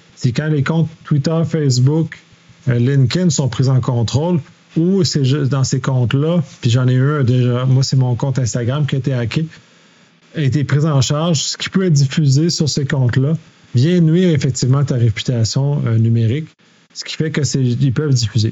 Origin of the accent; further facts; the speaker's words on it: Quebec, Canada; en tant que Québécois, la façon qu'on utilise le français est différente des Français de France